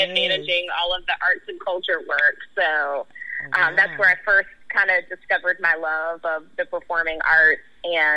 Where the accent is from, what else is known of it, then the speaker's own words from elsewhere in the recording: Memphis, Tennessee, United States; I grew up in Cherokee Heights. That's the neighborhood adjacent to Orange Mound, and that's where my family is from. But I live out in East Memphis now